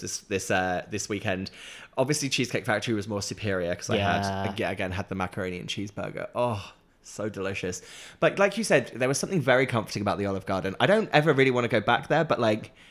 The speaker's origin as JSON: {"language": "English", "town": "Norwich", "region": "East of England", "country": "United Kingdom", "tie": "born or raised there", "moved": "yes", "lives_now": "London, United Kingdom", "said": "growing up in Norwich"}